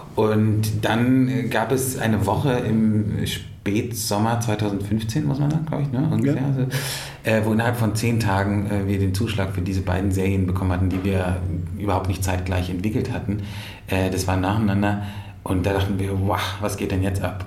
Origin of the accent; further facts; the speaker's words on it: Berlin, Germany; Ich komme aus Berlin, aus, aus, aus West-Berlin